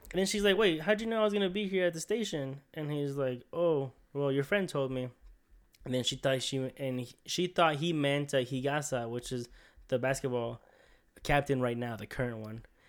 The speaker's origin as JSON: {"language": "English", "country": "United States", "said": "We're American"}